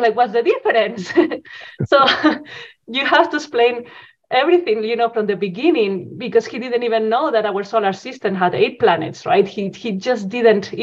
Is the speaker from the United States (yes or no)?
no; Spain; moved away as an adult; also born or lived in Zaragoza, Spain; now in Edmonton, Canada; Yes, so I'm originally from Spain. So I did the traditional school, high school in Spain.